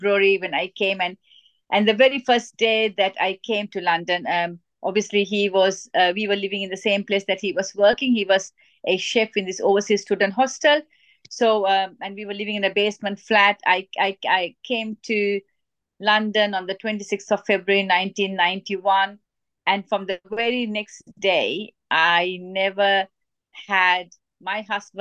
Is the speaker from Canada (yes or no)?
no; Sri Lanka; I was born in Sri Lanka, and I was brought up in a very strict Asian family